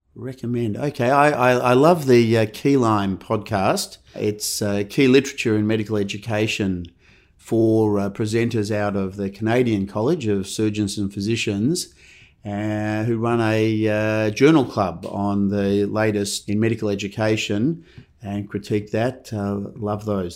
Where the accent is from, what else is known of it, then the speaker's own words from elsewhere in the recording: Melbourne, Victoria, Australia; Born and bred in Melbourne, so grew up in Edith Vale, uh, Bayside